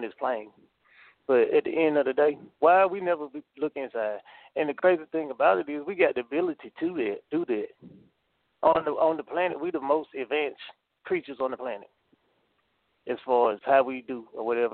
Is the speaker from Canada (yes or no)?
no; North Carolina, United States; born or raised there